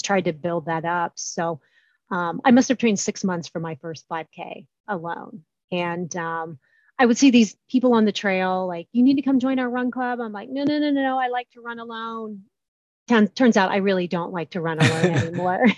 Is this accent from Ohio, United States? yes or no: yes; Columbus, Ohio, United States; I am from Columbus, Ohio